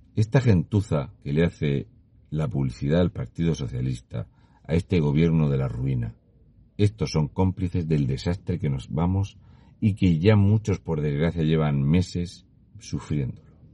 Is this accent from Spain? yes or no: yes; Region of Murcia, Spain; un murciano encabronado. Y una vez que estoy de vuelta en Murcia